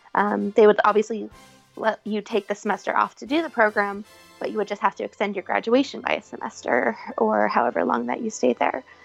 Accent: Cincinnati, Ohio, United States; also born or lived in Florida; I'm from Cincinnati. My family is from here. We're all, you know, five minutes away from each other

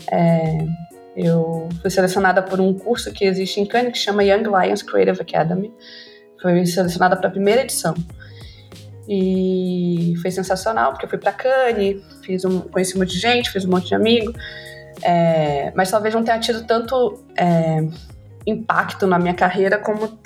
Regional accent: Porto Velho, Rondônia, Brazil; also born or lived in Rio de Janeiro; eu sou redatora publicitária e diretora criativa. Eu sou rondoniense, nascida e criada em Porto Velho, Rondônia e morei no Rio um tempo, agora moro aqui, então as pessoas podem perguntar: meu Deus, esse sotaque.

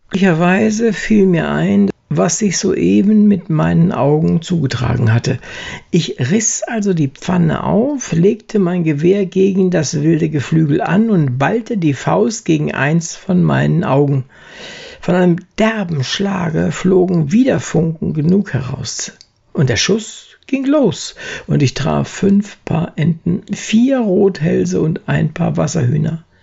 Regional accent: Braunschweig, Lower Saxony, Germany; Er lebte lange Zeit in Wolfenbüttel, Braunschweig, wo ich herkomme. Und obendrein habe ich auch noch direkt neben der Anton-Ulrich-Straße gewohnt

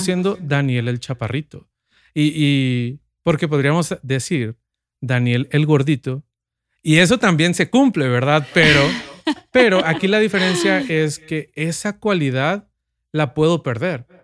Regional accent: Sinaloa, Mexico; yo nací en Sinaloa y vivimos en un, mis padres viven en un pueblo, ciudad, un pueblo que quiere ser ciudad

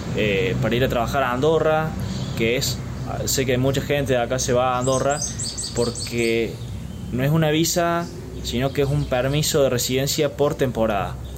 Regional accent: Argentina; nosotros como argentinos

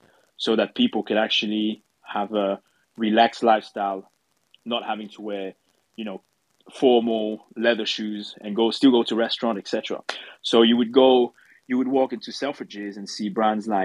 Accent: France; moved away as an adult; also born or lived in London; I'm French, I come from France, but when I was studying in London

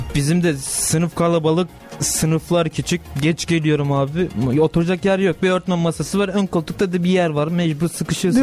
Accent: Rize, Rize Province, Turkey; ben Rizeliyim ya. Trabzon yakın bana abi.

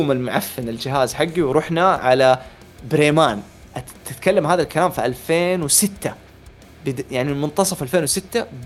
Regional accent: Hejaz, Saudi Arabia; وانا حجازي ابيضاني

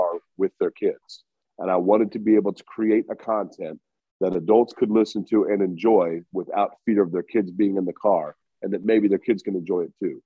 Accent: Indianapolis, Indiana, United States; I grew up in Indy

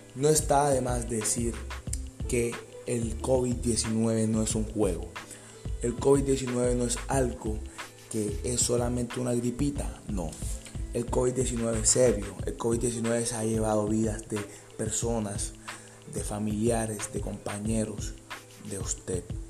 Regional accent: Colombia; mi país, Colombia

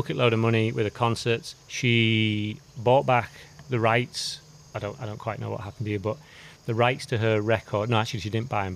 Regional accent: England, United Kingdom; now in Australia; I'm English

